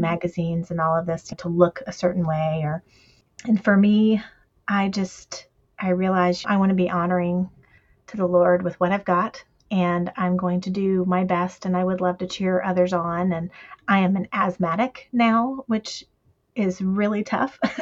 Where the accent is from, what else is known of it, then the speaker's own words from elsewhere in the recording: the South, United States; We're from the South, so we say stuff like